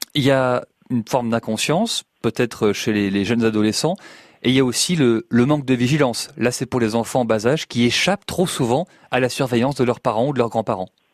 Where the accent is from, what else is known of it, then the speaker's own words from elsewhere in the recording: Île-de-France, France; Chez nous, en Ile-de-France